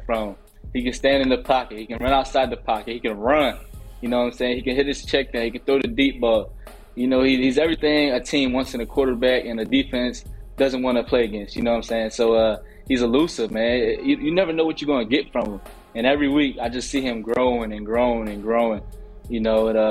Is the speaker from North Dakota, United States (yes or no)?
no; Virginia, United States; moved away; also born or lived in Baltimore; I'm from Virginia, with the school in Baltimore, but so I don't really have that Baltimore accent